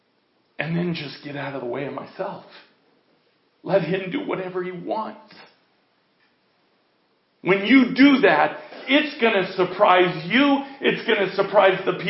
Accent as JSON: {"language": "English", "country": "United States", "said": "I'm an American"}